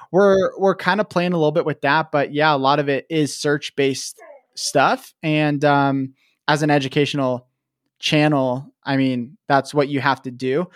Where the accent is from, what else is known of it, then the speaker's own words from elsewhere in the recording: Vancouver, Washington, United States; also born or lived in Portland, Oregon / Kennewick, Washington; I was born in Vancouver, Washington, or Portland, Oregon, but kind of grew up in Vancouver, Washington